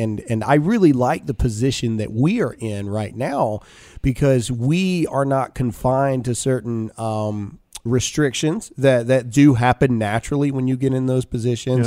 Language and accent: English; Mississippi, United States; moved away as an adult; now in Texas, United States; me and Alyssa were born and raised in Mississippi